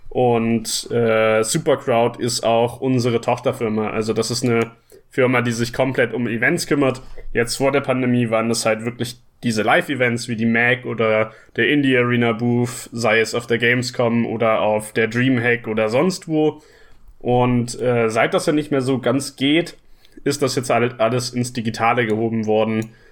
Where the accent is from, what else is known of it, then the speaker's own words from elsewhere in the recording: Hamburg, Germany; ich komme hier aus Hamburg und arbeite hier auch in Hamburg als Spieleentwickler